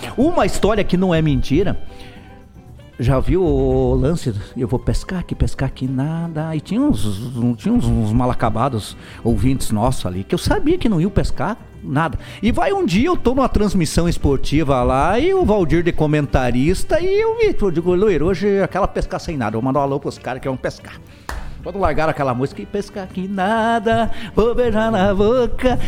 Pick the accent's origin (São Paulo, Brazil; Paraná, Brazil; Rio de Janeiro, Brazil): Paraná, Brazil; União da Vitória; eu sou de União da Vitória, eu sou do Porto.